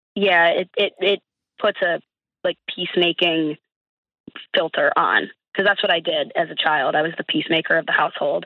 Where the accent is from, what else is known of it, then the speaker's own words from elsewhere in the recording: Buffalo, New York, United States; moved away as an adult; now in Pittsburgh, United States; I'm actually originally from Buffalo